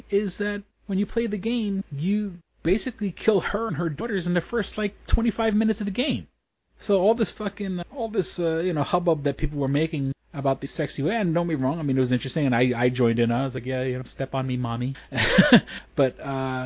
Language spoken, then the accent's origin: English; New York City, New York, United States; I grew up on the edge of China